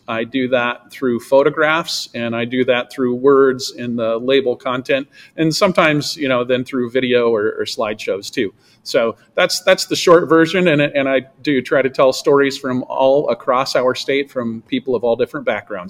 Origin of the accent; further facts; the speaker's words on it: Central Iowa, United States; in my own, you know, lifetime growing up in Central Iowa